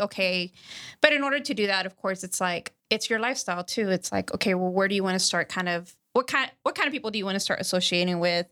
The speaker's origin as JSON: {"language": "English", "region": "Texas", "country": "United States", "said": "I'm from Texas"}